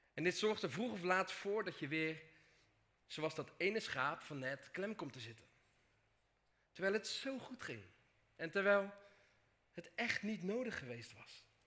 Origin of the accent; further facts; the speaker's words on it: Dordrecht, South Holland, Netherlands; Kom ik uit Dordrecht. Of zoals ik normaal gesproken zeg, Dort.